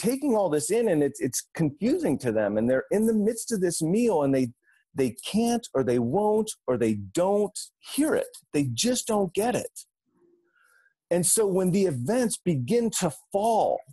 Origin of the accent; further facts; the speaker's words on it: Cincinnati, Ohio, United States; moved away; As a kid, I grew up here in Cincinnati